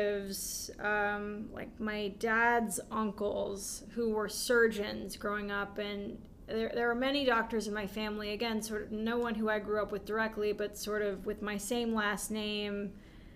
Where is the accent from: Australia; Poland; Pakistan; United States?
United States; San Francisco Bay Area, California; I grew up in the San Francisco Bay Area